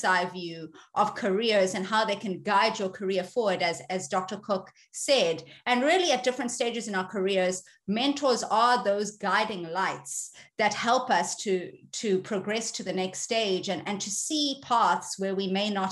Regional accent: South Africa; moved away as an adult; also born or lived in Ireland / United States; I'm originally South African, but I'm of Asian ethnicity.

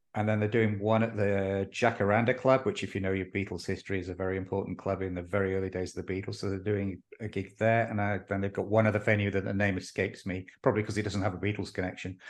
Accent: Austin, Texas, United States; my hometown of Austin, Texas

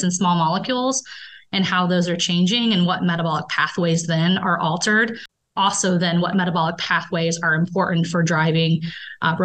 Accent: Indiana, United States; moved away as an adult; also born or lived in Colorado; now in Baltimore, United States; So I am from Indiana

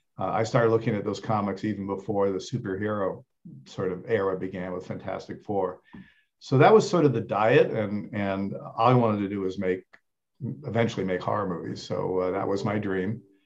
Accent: Rome, Lazio, Italy; I was lucky in that first I grew up in Italy. So my dad was there making films. We lived in Rome, but, we traveled to former Yugoslavia, to Spain.

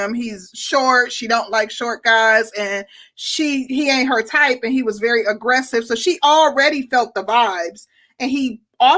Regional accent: Milwaukee, Wisconsin, United States; moved away; I'm from Milwaukee

